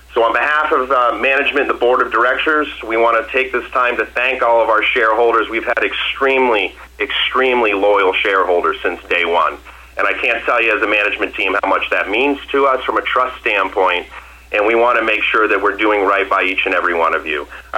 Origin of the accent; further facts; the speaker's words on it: Massachusetts, United States; Well, I know you can't tell by my accent, but I'm from Massachusetts.